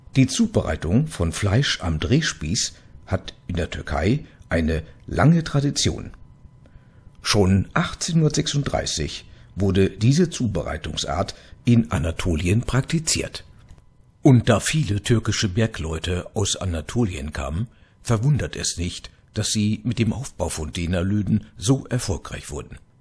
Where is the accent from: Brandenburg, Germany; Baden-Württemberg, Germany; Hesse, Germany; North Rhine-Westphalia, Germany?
North Rhine-Westphalia, Germany; Gelsenkirchen; In meiner Heimatstadt Gelsenkirchen